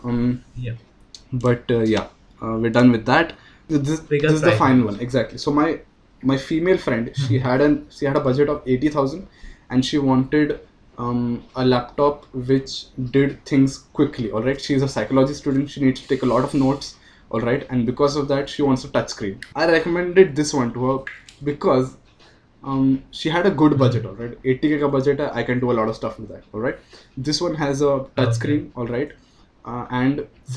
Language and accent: English; India; as Indian